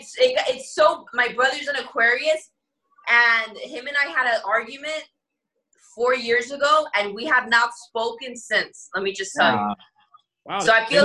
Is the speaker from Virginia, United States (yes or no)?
no; New York, United States; we're from New York